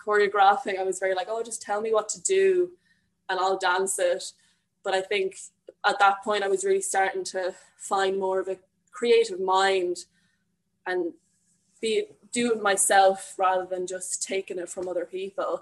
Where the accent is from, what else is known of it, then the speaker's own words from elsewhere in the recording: Longford, Leinster, Ireland; moved away as an adult; now in Dublin, Ireland; I am originally from Longford, but I'm currently living in Dublin.